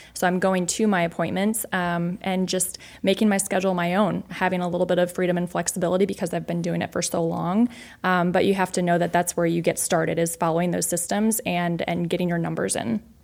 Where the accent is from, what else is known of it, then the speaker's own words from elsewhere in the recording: Iowa, United States; I grew up in Iowa